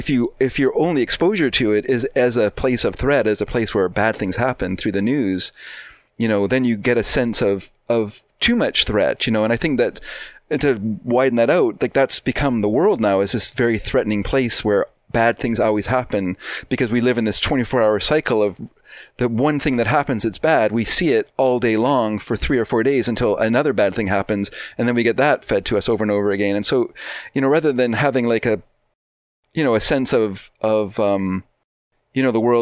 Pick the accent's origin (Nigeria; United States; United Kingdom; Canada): Canada; Vancouver, British Columbia; I grew up in Vancouver, but living here now, I'm actually afraid of Vancouver